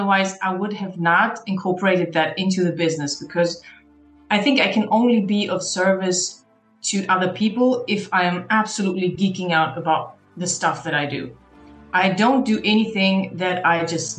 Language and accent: English; Almaty, Kazakhstan; moved away; my heart and soul will always go back to my hometown, Almaty, back in Kazakhstan, where I was born